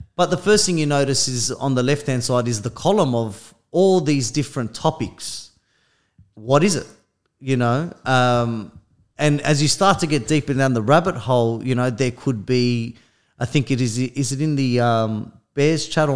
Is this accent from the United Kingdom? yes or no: no; Australia; I'm from Australia